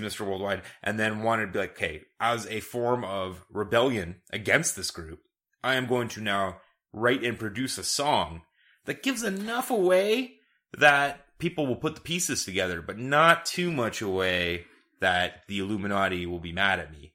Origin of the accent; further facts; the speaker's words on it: Canada; We're Canadian